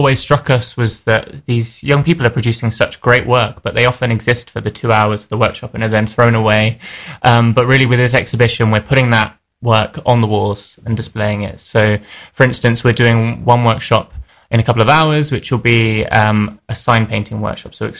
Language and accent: English; Buckinghamshire, South East England, United Kingdom; I grew up in Buckinghamshire, so I'm very familiar with the area